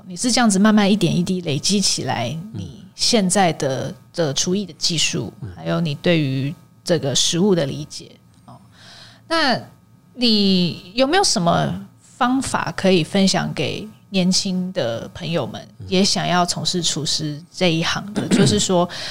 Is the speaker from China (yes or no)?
no; Taiwan; 我身为一个台湾人